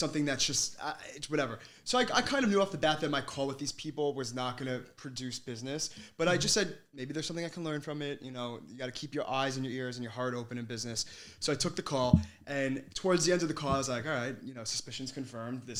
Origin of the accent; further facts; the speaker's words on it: Hauppauge, New York, United States; I grew up in Hop Hog